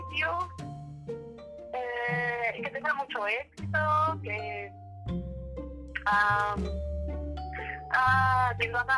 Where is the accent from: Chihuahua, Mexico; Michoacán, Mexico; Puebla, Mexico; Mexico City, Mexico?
Mexico City, Mexico; Eh, soy de la Ciudad de México.